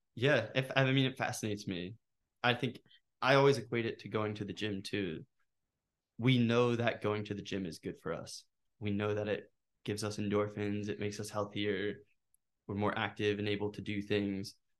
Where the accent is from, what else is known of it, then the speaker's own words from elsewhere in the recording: Norristown, Pennsylvania, United States; also born or lived in Northern Liberties, Philadelphia; I'm from Norristown